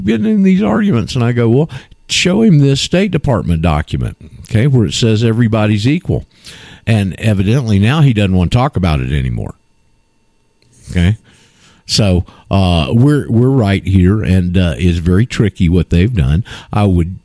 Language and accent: English; Panama City, Florida, United States; I'm from Panama City, so that's why I say that. So, because we're like the Redneck Riviera